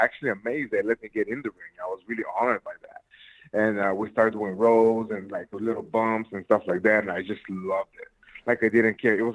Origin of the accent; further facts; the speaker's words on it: Plovdiv, Plovdiv Province, Bulgaria; now in United States; Born and raised in Plovdiv, Bulgaria